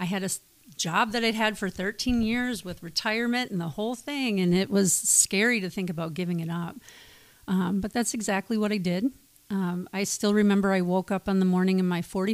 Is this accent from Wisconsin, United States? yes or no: yes; Wisconsin, United States; moved away as an adult; now in Beaverton, United States; I hail from the Midwest, Wisconsin, to be precise